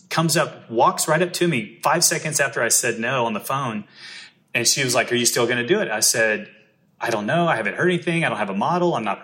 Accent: the South, United States; I'm from the South

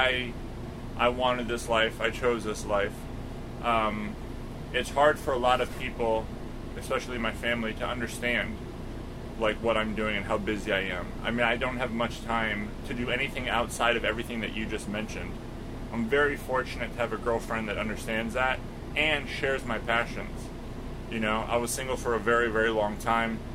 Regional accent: Florida, United States; also born or lived in Los Angeles, United States; now in Lake Tahoe, United States; I grew up in Florida

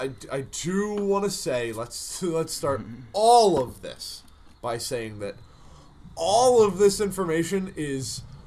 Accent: Boston, Massachusetts, United States; Same reason people in Boston have dumb accents. Yeah. I'm from Boston and everything's awful.

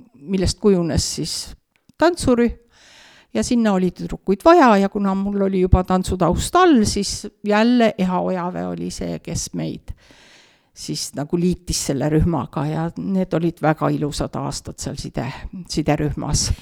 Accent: Türi, Järva County, Estonia; also born or lived in Suure-Jaani; now in Otepää, Estonia; sündisin küll Suure-Jaanis, aga oma teadliku elu olen elanud Türi linnas, Kesk-Eestis

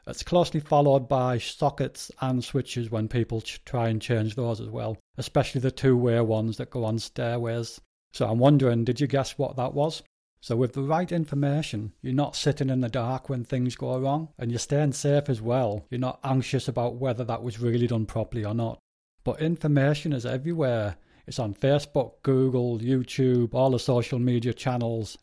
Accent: Spennymoor, North East England, United Kingdom; moved away as an adult; also born or lived in Darlington; now in Leeds, United Kingdom; I was born in Darlington, and I lived most of my life in Spennymoor, a little place in between Durham and Darlington.

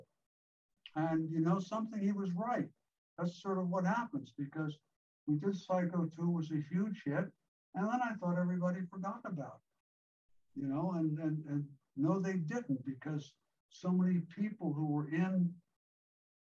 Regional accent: Highland, New York, United States; moved away as an adult; I grew up in a small town

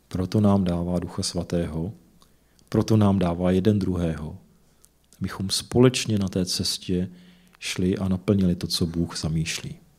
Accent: Czechia; jsem se narodil v České republice

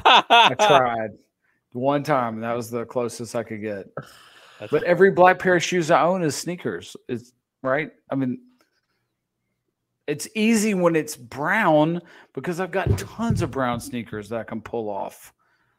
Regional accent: the South, United States; we're from the South

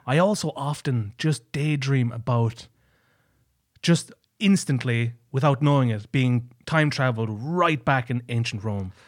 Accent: Tralee, Munster, Ireland; I'm from, I'm from Tralee, which is on the Dingle Peninsula

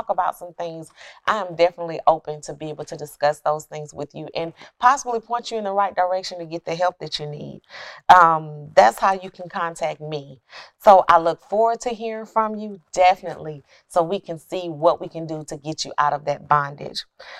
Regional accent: Alabama, United States; Yeah, because I came from Alabama, so I was waiting to get shipped off to go to the military.

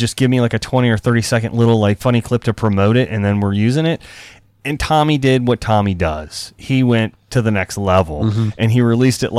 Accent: Cambridge, Maryland, United States; Cambridge, my hometown over on the Eastern Shore

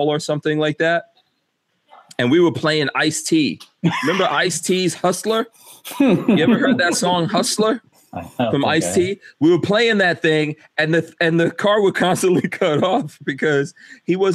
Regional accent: New York City, New York, United States; moved away; I grew up in New York City in the crack 80s.

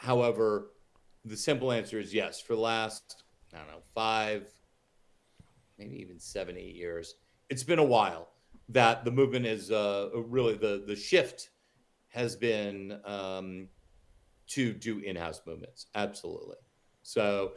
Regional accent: New York, United States; When I was growing up in New York

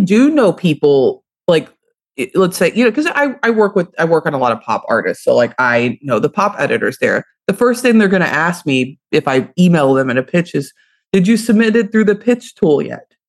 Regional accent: Louisville, Kentucky, United States; I'm from Louisville, Kentucky

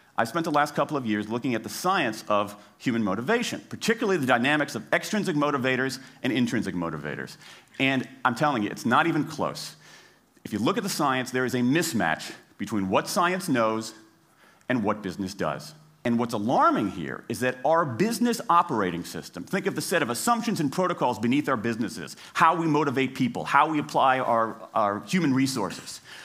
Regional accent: Washington, District of Columbia, United States; my hometown of Washington, D C

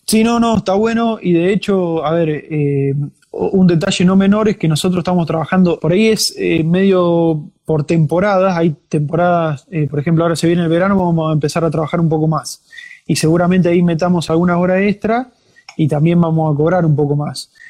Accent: Ferré, Buenos Aires, Argentina; moved away as an adult; also born or lived in New Zealand / Bavaria, Germany; now in Germany; Yo soy de provincia de Buenos Aires, un pueblito llamado Ferré

